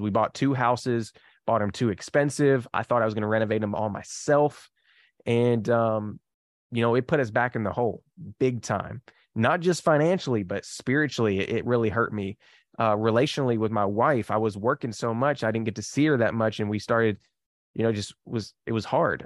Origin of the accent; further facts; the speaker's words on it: Kentucky, United States; I am from Kentucky